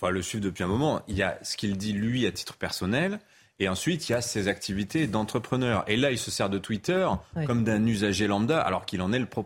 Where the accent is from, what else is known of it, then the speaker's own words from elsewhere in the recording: Kentucky, United States; moi, je suis du Kentucky.